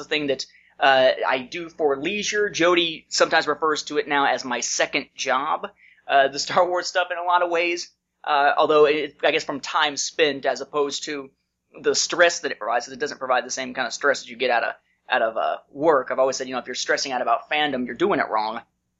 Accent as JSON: {"language": "English", "region": "Indiana", "country": "United States", "moved": "as an adult", "said": "I moved to Georgia from Indiana in 2002 once I graduated from college."}